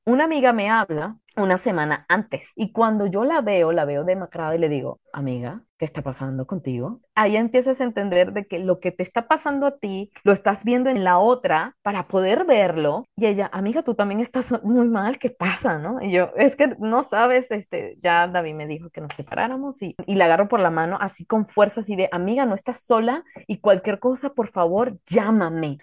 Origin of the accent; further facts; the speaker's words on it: Mexico; ahorita me tiene en mi país